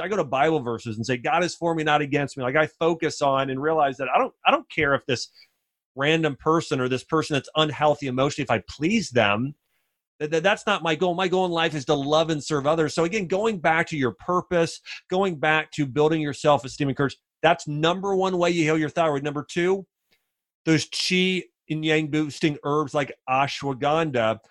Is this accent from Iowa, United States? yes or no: no; Ohio, United States; moved away as an adult; also born or lived in Nashville; Now I grew up in the North in Ohio